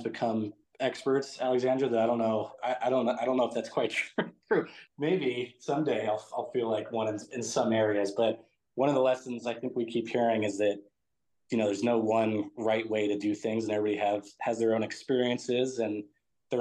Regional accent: San Francisco Bay Area, California, United States; moved away as an adult; now in Santa Barbara, United States; I grew up in the San Francisco Bay Area

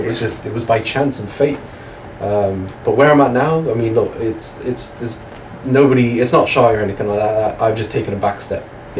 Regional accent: England, United Kingdom; moved away; In England, growing up in England

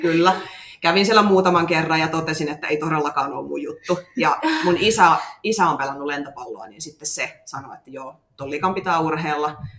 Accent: Kauhava, South Ostrobothnia, Finland; accent: Ostrobothnian; moved away as an adult; also born or lived in Seinäjoki; now in Tampere, Finland; mä oon kotoisin Pohjanmaalta, Kauhavalta

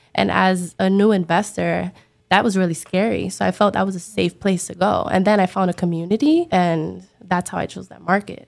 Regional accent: New York City, New York, United States; now in Miami, United States; I'm from the Bronx, but I now live in Miami

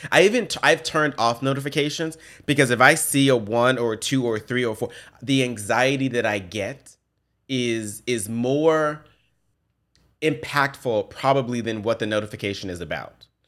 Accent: Memphis, Tennessee, United States; I grew up in Memphis, I grew up in the ghetto, in the projects

